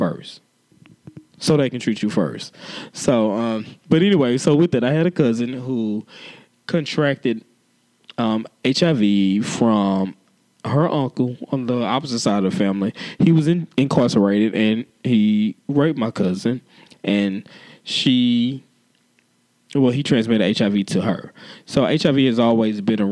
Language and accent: English; Houston, Texas, United States; I am a born and bred Houstonian.